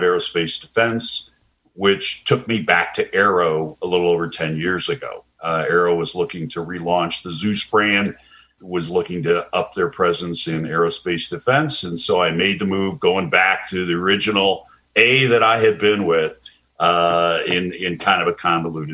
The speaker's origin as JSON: {"language": "English", "town": "Indianapolis", "region": "Indiana", "country": "United States", "tie": "born or raised there", "also_born_or_lived": "Columbus, Ohio / Chicago / Phoenix / Atlanta", "moved": "as an adult", "said": "Indianapolis, which is my hometown"}